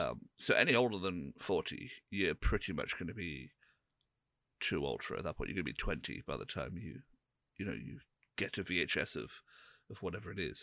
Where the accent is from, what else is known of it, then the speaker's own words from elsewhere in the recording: England, United Kingdom; we're all English